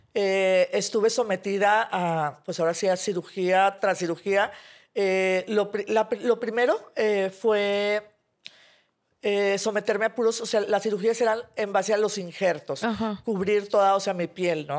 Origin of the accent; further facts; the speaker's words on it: Monterrey, Nuevo León, Mexico; soy de aquí de Monterrey